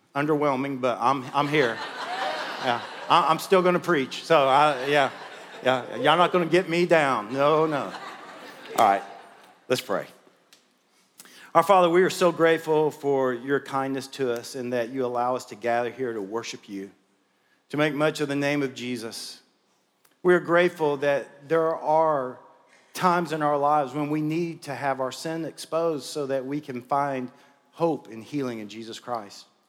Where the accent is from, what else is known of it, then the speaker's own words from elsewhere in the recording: Memphis, Tennessee, United States; moved away as an adult; now in Murfreesboro, United States; I'm from Memphis